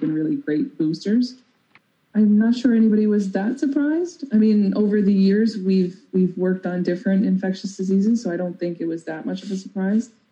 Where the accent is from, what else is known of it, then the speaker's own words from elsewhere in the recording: Newfoundland and Labrador, Canada; I'm a Newfoundlander. We're very musically inclined